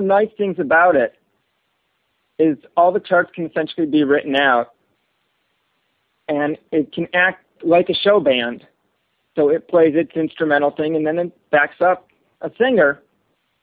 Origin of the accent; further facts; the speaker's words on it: Chicago, Illinois, United States; I'm originally from Chicago.